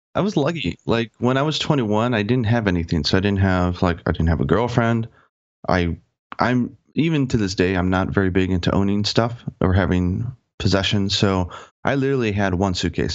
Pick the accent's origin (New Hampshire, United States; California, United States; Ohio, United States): Ohio, United States; Cleveland; moved away as an adult; now in Japan; I'm from Cleveland, Ohio, and in Cleveland, you can't, they don't exactly have Japanese language courses all over the place.